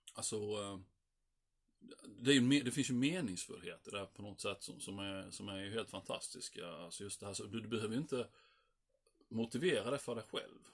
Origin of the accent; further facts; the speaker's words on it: Sweden; jag var ensam svensk.